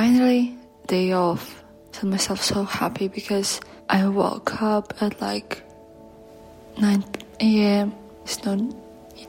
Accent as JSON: {"language": "English", "country": "Belarus", "second_language": "English", "moved": "yes", "said": "I'm from Belarus"}